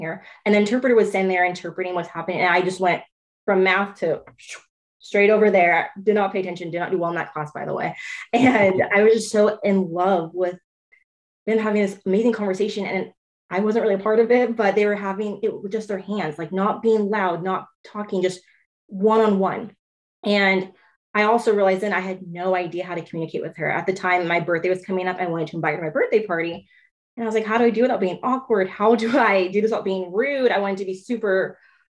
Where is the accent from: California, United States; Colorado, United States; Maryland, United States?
California, United States; Clovis; I grew up in Clovis Unified